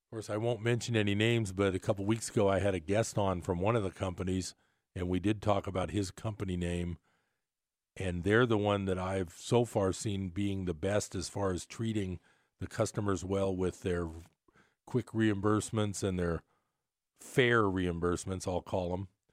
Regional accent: United States; as an American

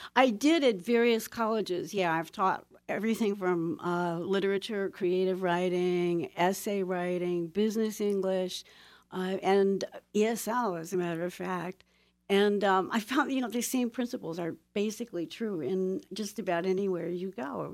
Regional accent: Toledo, Ohio, United States; moved away; I was born and raised in Toledo, Ohio, in the heart of the Industrial Belt

